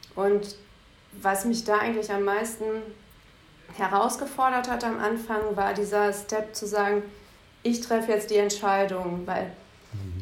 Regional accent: Bielefeld, North Rhine-Westphalia, Germany; moved away as an adult; now in Düsseldorf, Germany; Bielefeld ist meine Heimat, Düsseldorf meine Wahlheimat.

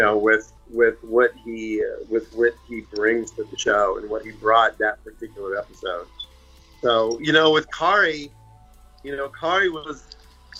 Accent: Pittsburgh, Pennsylvania, United States; moved away; I'm from Pittsburgh

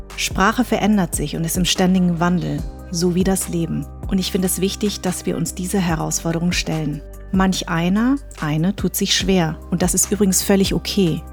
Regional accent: Darmstadt, Hesse, Germany; accent: Hessisch; ich bin in Darmstadt groß geworden, ich hatte ein weißes Umfeld, ich habe Deutsch gesprochen, ich habe Hessisch gesprochen sogar

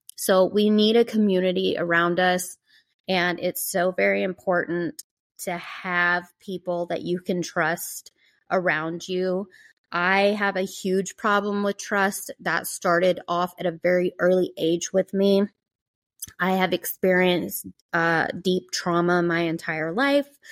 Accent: Georgia, United States; I grew up in the South, on the East Coast, in Georgia

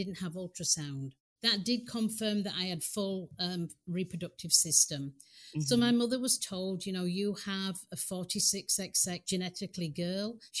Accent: England, United Kingdom; moved away as an adult; now in United States; I was born in England

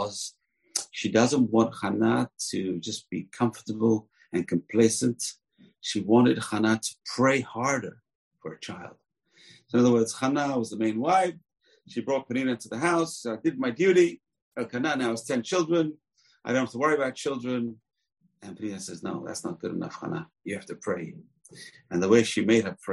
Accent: England, United Kingdom; I grew up in England

